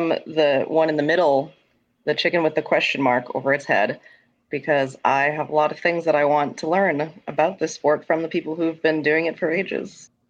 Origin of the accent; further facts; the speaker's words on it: New Hampshire, United States; I'm from New Hampshire.